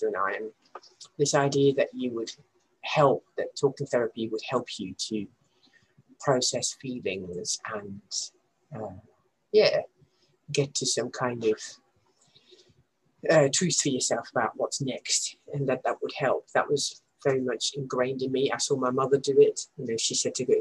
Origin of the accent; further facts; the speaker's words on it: Netherlands; now in Leeds, United Kingdom; growing up in the Netherlands